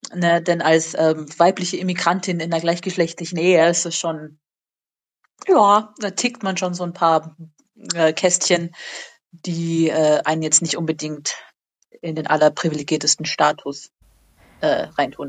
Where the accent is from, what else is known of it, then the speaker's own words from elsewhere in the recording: Germany; moved away as an adult; also born or lived in United States; für mich als Deutsche